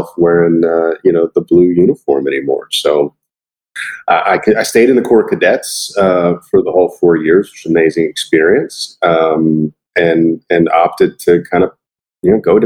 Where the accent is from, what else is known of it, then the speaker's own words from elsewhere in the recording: Florida, United States; I'm originally from Florida